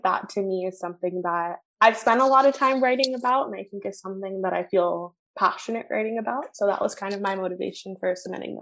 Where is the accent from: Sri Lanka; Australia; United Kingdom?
Sri Lanka; I'm South Asian. I'm Tamil specifically. I'm from Sri Lanka.